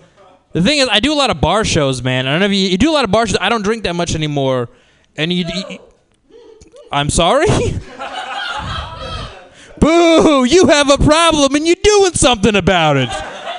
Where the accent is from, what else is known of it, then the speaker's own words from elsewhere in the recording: San Diego, California, United States; Yeah, I'm from San Diego. It's a little bit better than Arizona.